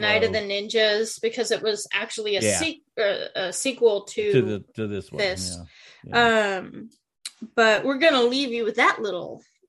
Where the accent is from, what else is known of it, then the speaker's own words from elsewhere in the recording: Alaska, United States; I was born and raised up here in Alaska